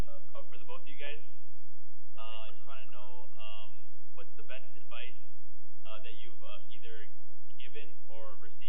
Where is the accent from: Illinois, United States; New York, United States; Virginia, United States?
Illinois, United States; Chicago; I'm from Chicago.